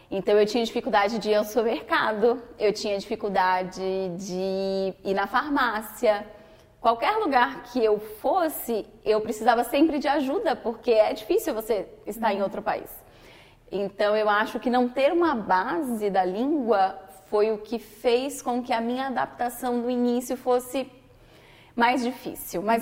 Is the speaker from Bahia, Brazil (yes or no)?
yes; Salvador, Bahia, Brazil; moved away as an adult; now in New York, United States; Eu sou da região Nordeste, mais especificamente de Salvador, que fica na Bahia, que é uma região quente, com muitas praias bonitas, muita natureza, é uma região tropical do país.